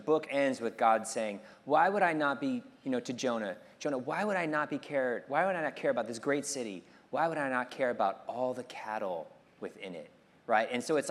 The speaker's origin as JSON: {"language": "English", "town": "Monterey", "region": "California", "country": "United States", "said": "it's not because I come from Monterey with this whales 365."}